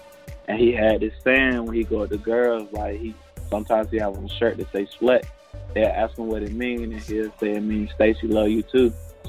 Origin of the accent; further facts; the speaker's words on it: Durham, North Carolina, United States; I'm from Durham, North Carolina.